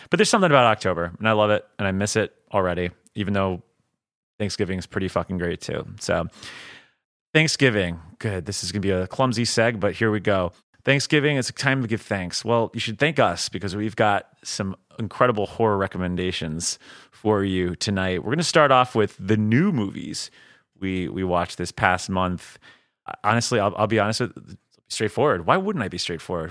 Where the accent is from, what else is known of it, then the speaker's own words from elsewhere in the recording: Miami, Florida, United States; now in Chicago, United States; I'm from Miami originally. So, you know, our Halloweens are traditionally ninety-five degrees to a hundred degrees